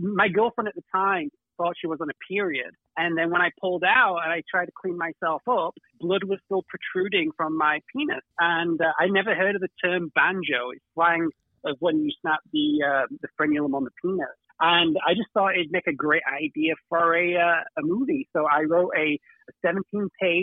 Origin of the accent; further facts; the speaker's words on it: Manchester, North West England, United Kingdom; I'm from Manchester